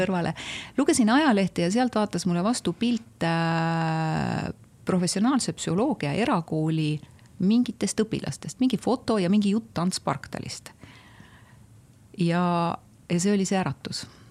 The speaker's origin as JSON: {"language": "Estonian", "town": "Tammiku", "country": "Estonia", "tie": "born or raised there", "said": "ma olen väikesest Tammiku külast, ma olen maatüdruk"}